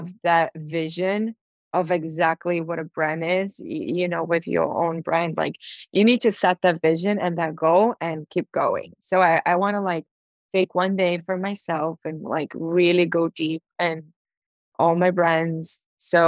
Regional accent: Brazil; now in Miami, United States; people from my hometown

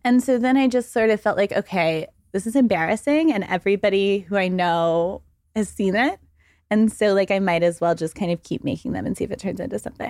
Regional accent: Waco, Texas, United States; moved away as an adult; also born or lived in Dallas, Texas; now in New York, United States; I am from Texas. I was born in Dallas and I grew up in Waco, but I've been in New York for fourteen years

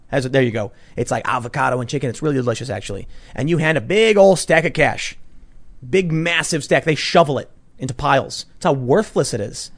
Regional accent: Chicago, Illinois, United States; growing up in Chicago, which is blue

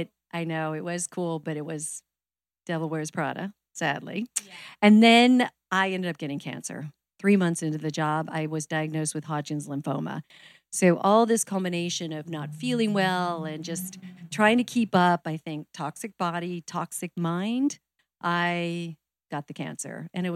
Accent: Arizona, United States; moved away as an adult; also born or lived in New York; I'm from Arizona originally. So when I graduated college, moved to New York

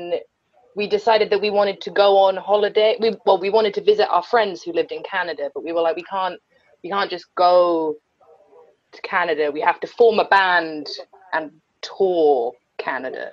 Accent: Somerset, South West England, United Kingdom; moved away as an adult; also born or lived in Brighton; now in London, United Kingdom; we grew up in Somerset, quite rurally

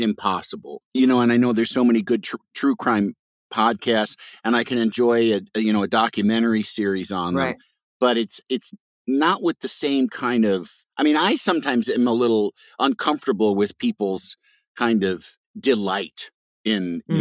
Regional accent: Midwest, United States; I'm from the Midwest

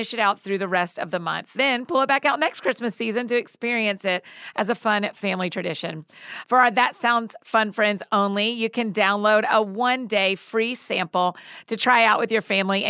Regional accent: Marietta, Georgia, United States; also born or lived in Atlanta; I grew up in Atlanta. I'm Atlanta born and bred, Marietta girl

